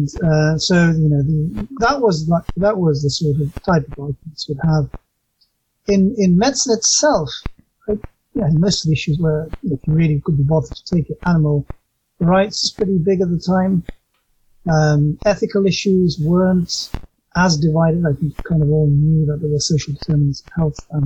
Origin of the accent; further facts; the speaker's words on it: England, United Kingdom; I was raised mostly in England. I got there when I was quite young.